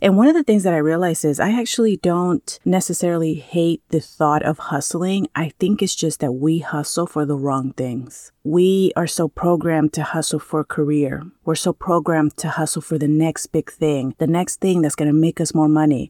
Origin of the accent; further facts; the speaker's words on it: California, United States; moved away as an adult; now in Maui, United States; I grew up in California.